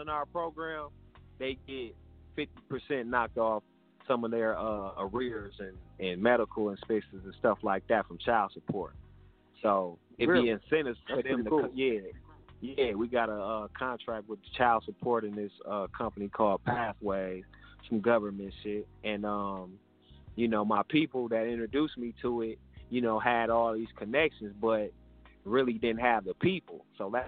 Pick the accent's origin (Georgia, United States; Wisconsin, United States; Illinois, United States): Wisconsin, United States; Milwaukee; So I'm from Milwaukee. I'm from Milwaukee, Wisconsin.